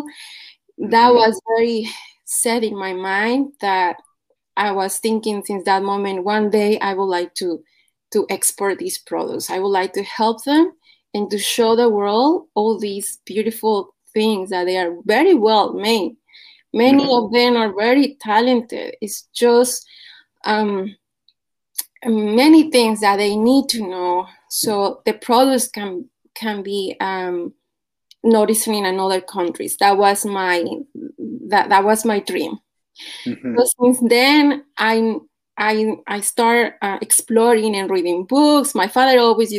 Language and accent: English; Puebla, Mexico; moved away; I am from Mexico, from Puebla specifically.